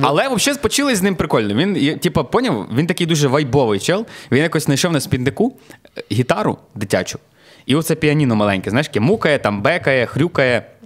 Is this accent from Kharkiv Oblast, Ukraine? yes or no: no; Klevan, Rivne Oblast, Ukraine; now in Lviv, Ukraine; я з Клевані, я там народився